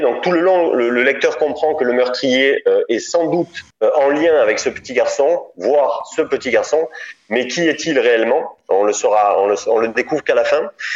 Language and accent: French; Draguignan, Provence-Alpes-Côte d'Azur, France; accent: accent du sud; moved away as an adult; also born or lived in Nice / Paris / Dordogne; je viens de Draguignan en fait. Euh, à la base, je suis de, tu vois, pas loin de, de Nice. Je, je, viens de Draguignan. J'ai fait mes études à Nice et je suis né à Draguignan dans une petite ville du Var